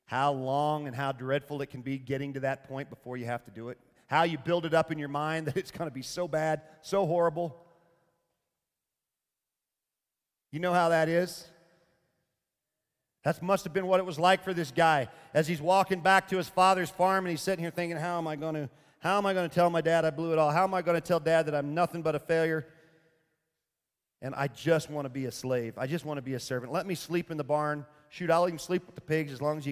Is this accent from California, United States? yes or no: no; Arkansas, United States; moved away; I'm from Arkansas originally